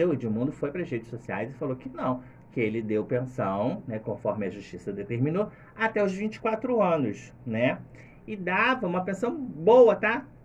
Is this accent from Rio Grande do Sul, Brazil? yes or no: no; Niterói, Rio de Janeiro, Brazil; Ah, garoto, eu gostaria, mas sou de Niterói